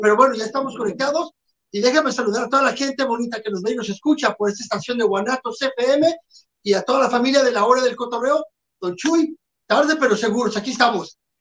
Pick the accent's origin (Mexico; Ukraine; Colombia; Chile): Mexico; somos mexicanos